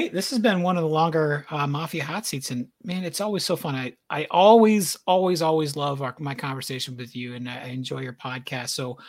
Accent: the Adirondacks, New York, United States; When I was growing up in the Adirondacks

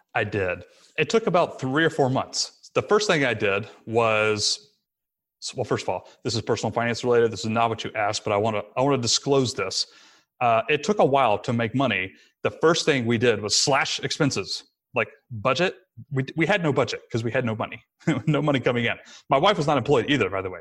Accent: Rome, Georgia, United States; moved away; it was in my hometown again, so we moved back to sunny Rome, Georgia, where I'm talking to you from right now

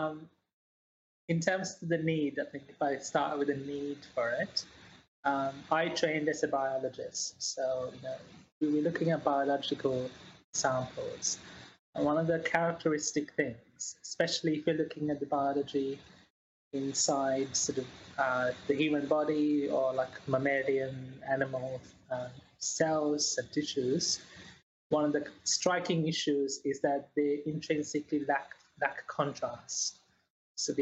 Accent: New Zealand; also born or lived in Sri Lanka; now in Sheffield, United Kingdom; I was born in Sri Lanka and grew up quite a lot in New Zealand

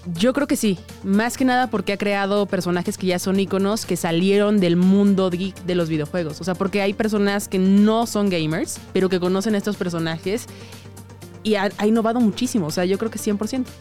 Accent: Mexico City, Mexico; soy chilanga de nacimiento, nací en la Ciudad de México, orgullosamente. Y este, pues, ¿qué puedo decir? Amo mi ciudad

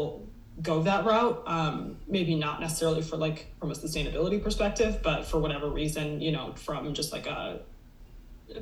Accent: Minnesota, United States; now in Santa Barbara, United States; we are from Minnesota

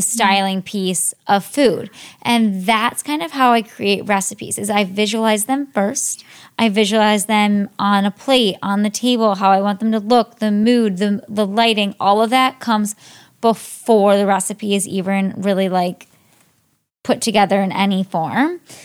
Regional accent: Cleveland, Ohio, United States; moved away; I grew up in, mostly in Ohio. I'm from Cleveland, Ohio

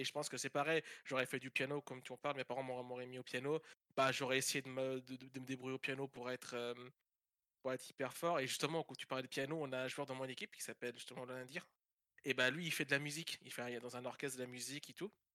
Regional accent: Belgium; moved away as an adult; now in France; je suis belge

